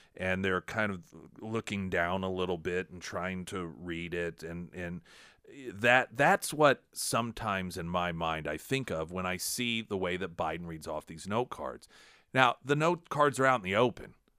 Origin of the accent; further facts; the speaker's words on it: United States; as an American